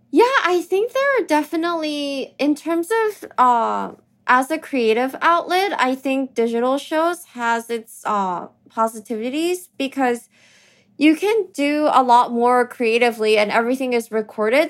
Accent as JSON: {"language": "English", "town": "New York City", "region": "New York", "country": "United States", "tie": "born or raised there", "also_born_or_lived": "Tokyo, Japan", "said": "I was born in Tokyo, but I actually grew up in New York, and, um, I went to school here"}